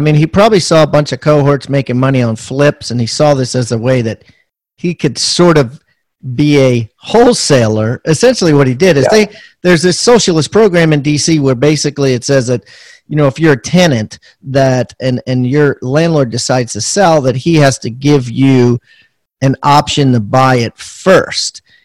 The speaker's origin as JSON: {"language": "English", "region": "Maryland", "country": "United States", "tie": "born or raised there", "said": "out of Maryland, actually, my hometown"}